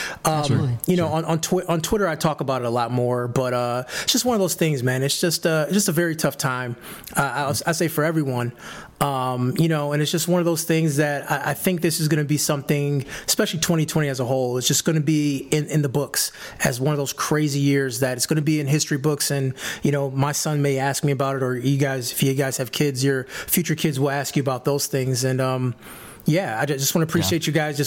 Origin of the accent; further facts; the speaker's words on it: Detroit, Michigan, United States; I was born and raised in Detroit, Michigan